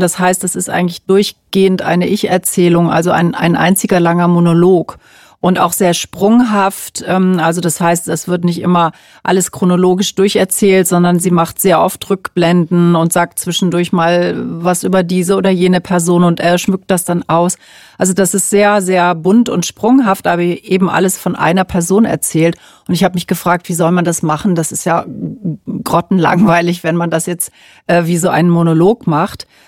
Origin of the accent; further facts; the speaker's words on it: Cologne, North Rhine-Westphalia, Germany; weil ich eben selber aus Köln komme